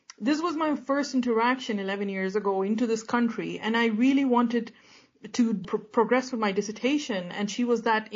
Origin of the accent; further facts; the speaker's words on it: United Kingdom; as a British Pakistani